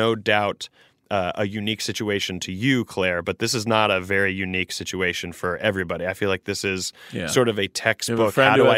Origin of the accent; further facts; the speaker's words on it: England, United Kingdom; I run fuelers. I grew up in England.